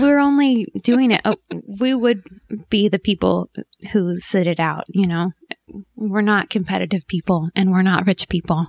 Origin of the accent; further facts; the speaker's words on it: Southern California, United States; moved away as an adult; also born or lived in New York; my husband and I grew up in, in Southern California